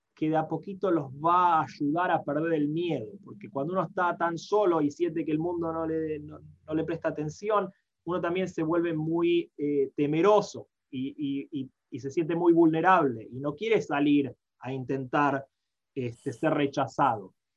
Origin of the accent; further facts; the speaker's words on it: Buenos Aires, Argentina; moved away as an adult; also born or lived in Guadalajara, Mexico; now in Nashville, United States; nací, me crié en Argentina, en Buenos Aires